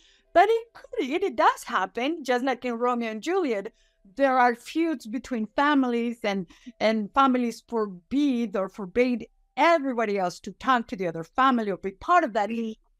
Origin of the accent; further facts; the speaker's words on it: Mexico; born there; I was born in Mexico, so I kind of know a little bit of both cultures.